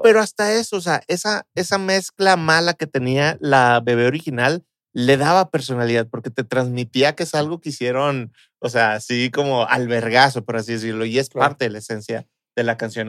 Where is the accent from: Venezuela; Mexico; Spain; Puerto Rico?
Mexico; como mexicanos